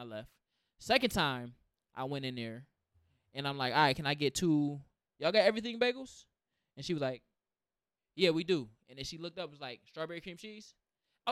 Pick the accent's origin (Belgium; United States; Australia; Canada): United States; Rochester, New York; I'm from the, you know, the west side of Rochester.